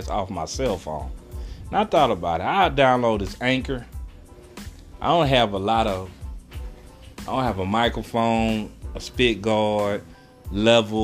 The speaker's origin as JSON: {"language": "English", "region": "Texas", "country": "United States", "said": "Excuse my accent, I am from Texas"}